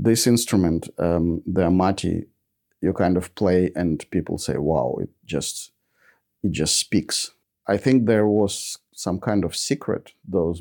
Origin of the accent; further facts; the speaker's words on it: Ukraine; now in Australia; I was born in Ukraine